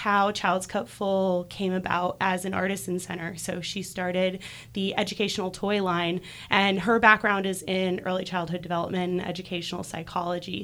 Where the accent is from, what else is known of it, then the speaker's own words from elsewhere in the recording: Chapel Hill, North Carolina, United States; also born or lived in Durham; I'm from Chapel Hill.